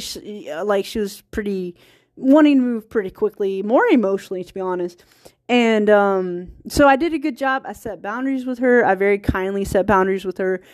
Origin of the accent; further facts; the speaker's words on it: small town Virginia, United States; accent: country accent; moved away; also born or lived in California; I'm from small town Virginia, so there's California English, and then there's Virginia English. And if I'm tired, like, my accent kicks in.